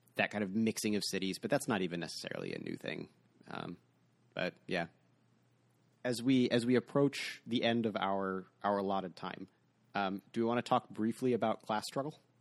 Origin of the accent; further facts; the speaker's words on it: United States; as an American